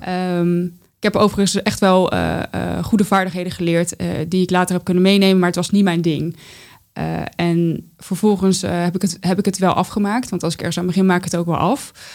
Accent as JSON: {"language": "Dutch", "region": "North Brabant", "country": "Netherlands", "tie": "born or raised there", "moved": "yes", "lives_now": "The Hague, Netherlands", "said": "wij verhuisden toen van Den Haag naar een dorp in Brabant"}